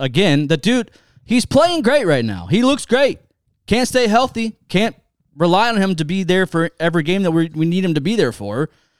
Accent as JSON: {"language": "English", "town": "Lancaster", "region": "Ohio", "country": "United States", "tie": "born or raised there", "lives_now": "Canal Winchester, United States", "said": "I grew up in Lancaster. I moved to Canal."}